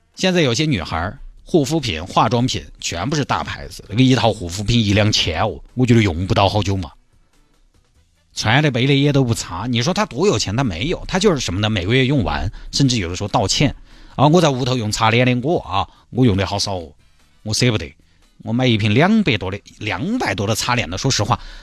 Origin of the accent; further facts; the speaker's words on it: Chengdu, Sichuan, China; 峨眉山对我们成都人来说近郊